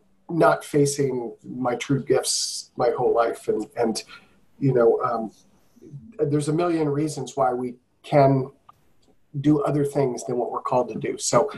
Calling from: Virginia, United States; I'm signing in from Virginia, just outside of DC.

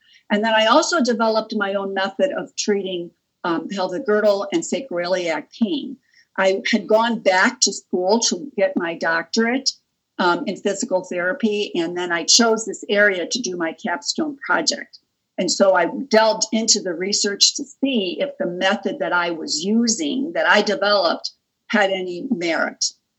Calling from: Cleveland, Ohio, United States; Yes, I'm joining you from Cleveland, Ohio, and I'm very happy to be here with you today.

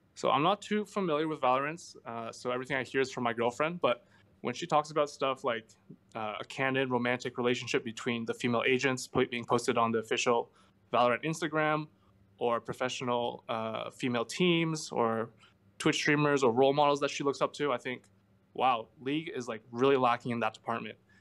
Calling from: Montreal, Quebec, Canada; I'm calling from Montreal

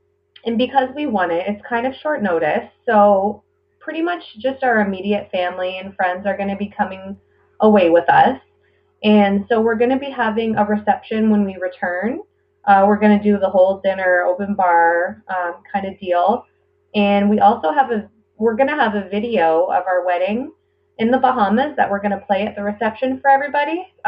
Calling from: Ontario, Canada; I am a listener from Ontario, Canada.

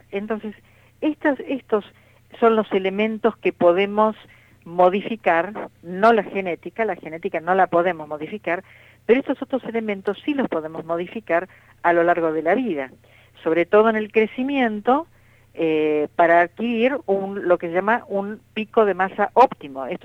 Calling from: Caseros, Buenos Aires Province, Argentina; Eh, bueno … de Caseros

